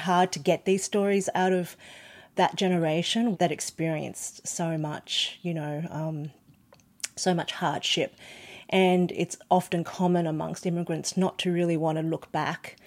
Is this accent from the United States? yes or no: no; Australia; born or raised there; first language Cantonese